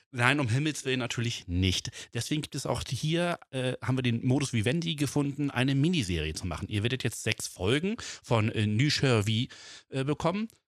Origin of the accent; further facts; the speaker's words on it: Flensburg, Schleswig-Holstein, Germany; ich bin halt auch in Flensburg geboren, Dänemark ganz nah dran.